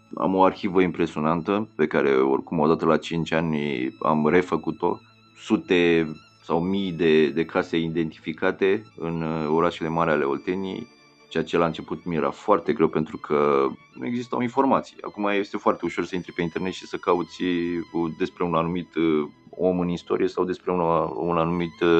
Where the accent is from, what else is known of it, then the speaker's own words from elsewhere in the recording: Ploiești, Prahova, Romania; eu nu sunt oltean, eu sunt uh, din, din Prahova, sunt născut în Ploiești